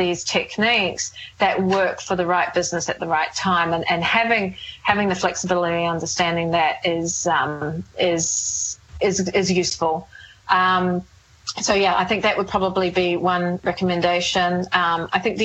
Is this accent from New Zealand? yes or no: yes; New Zealand; moved away as an adult; it is my hometown